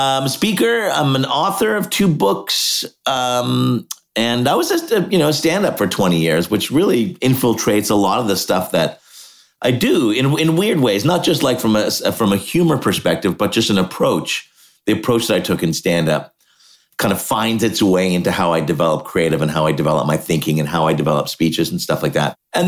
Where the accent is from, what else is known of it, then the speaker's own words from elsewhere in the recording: Montreal, Quebec, Canada; Yeah. So born in Montreal.